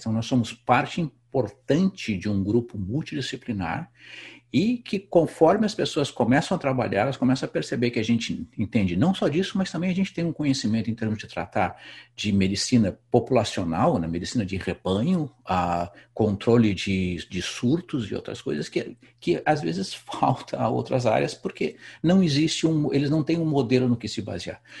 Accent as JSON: {"language": "Portuguese", "country": "Brazil", "moved": "as an adult", "said": "faz 20 anos que eu saí do Brasil"}